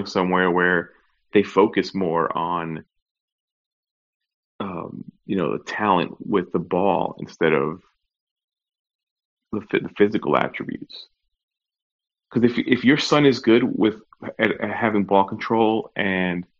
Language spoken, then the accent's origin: English; New York, United States; now in Orlando, United States; growing up in New York, and now, you know, being down here in Orlando